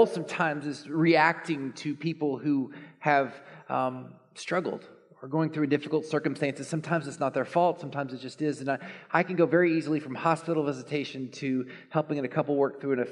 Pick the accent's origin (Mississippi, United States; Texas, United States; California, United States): Texas, United States; Dallas; I grew up in Dallas